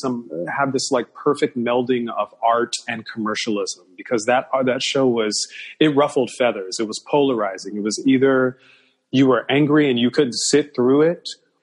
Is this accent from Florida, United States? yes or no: no; Gary, Indiana, United States; moved away; also born or lived in Chicago, Illinois; my hometown of Chicago. Well, Gary, Indiana